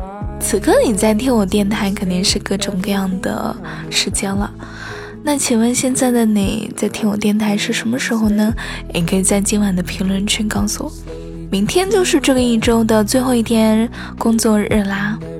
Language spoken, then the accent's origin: Chinese; Suzhou, Jiangsu, China; 也欢迎大家来到江苏。对呀，你听了我这么久的节目，你都不知道我是苏州的呀？